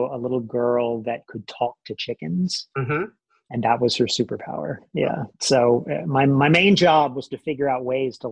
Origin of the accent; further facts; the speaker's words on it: Columbus, Mississippi, United States; moved away as an adult; also born or lived in Memphis, Tennessee / Savannah, Georgia; now in Brooklyn, United States; I was born in Memphis, Tennessee, and moved shortly thereafter to Columbus, Mississippi